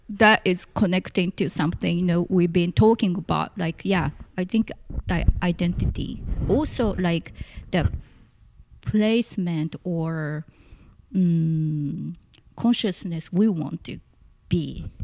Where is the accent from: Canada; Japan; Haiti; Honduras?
Japan; Tokyo; English is a second language; so yeah, I came here from Tokyo. Tokyo. Yep. And uh, at the time, I I really couldn't speak that much English